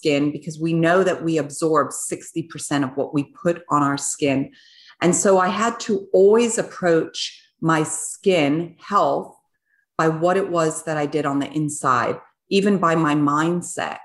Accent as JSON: {"language": "English", "country": "Switzerland", "tie": "born or raised there", "said": "I was born in Switzerland, and I was born on a biodynamic farm."}